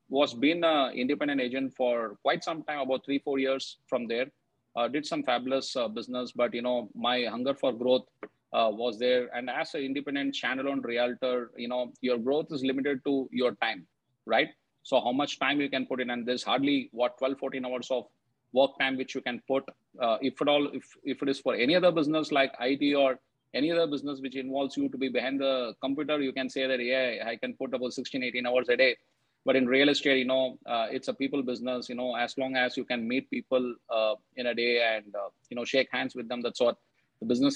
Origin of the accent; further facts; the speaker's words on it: Bengaluru, Karnataka, India; back in my city, I come from Bengaluru, the IT capital of India.